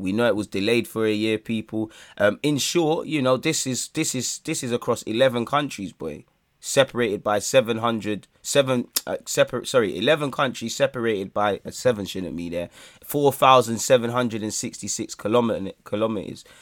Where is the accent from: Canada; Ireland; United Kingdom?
United Kingdom; England; as an Englishman